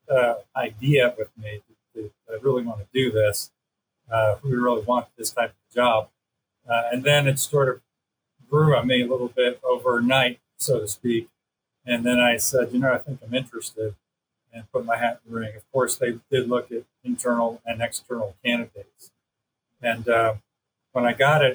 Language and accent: English; Long Island, New York, United States; moved away as an adult; I'm a native of Long Island, New York. So I lived there until I went away to college